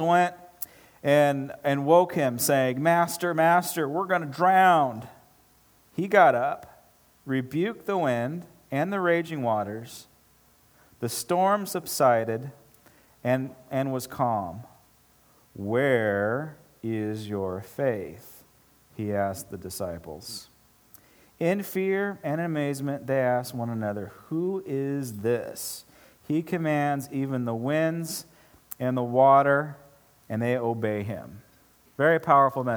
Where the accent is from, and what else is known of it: Pomona, California, United States; born or raised there; also born or lived in Bakersfield, California